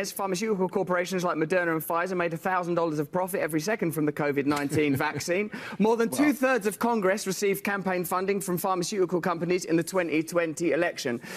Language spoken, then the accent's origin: English; England, United Kingdom; I'm English, and you know that politeness is our fundamental religion.